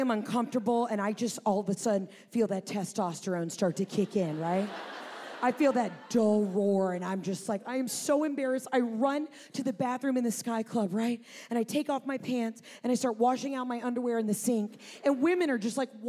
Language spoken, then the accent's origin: English; Atlanta, Georgia, United States; I'm from Atlanta